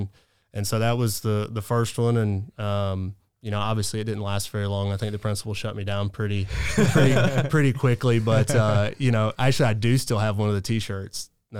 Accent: Augusta, Georgia, United States; we're from Augusta. We kind of claim it nationally anyway.

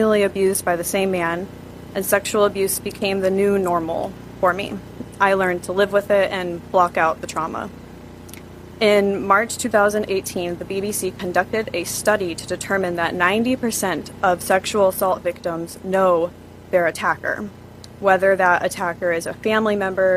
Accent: Northwest Indiana, United States; I'm from Northwest Indiana as well. My husband, Dan, and I live in Hobart, Indiana

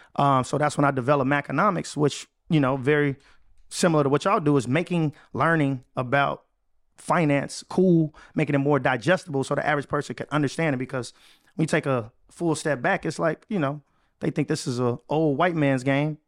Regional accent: Chicago, Illinois, United States; moved away as an adult; I was able to move back to my hometown, Chicago.

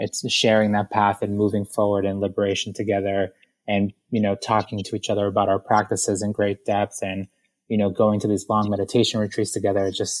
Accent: Ecuador; And I come from Ecuador. I grew up in the inner city.

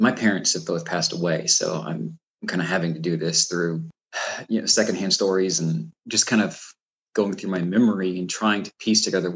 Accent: Florida, United States; moved away; I grew up in Florida

